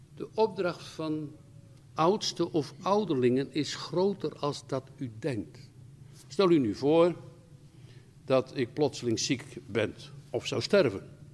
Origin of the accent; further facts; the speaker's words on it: Rotterdam, South Holland, Netherlands; Ik kom uit Rotterdam.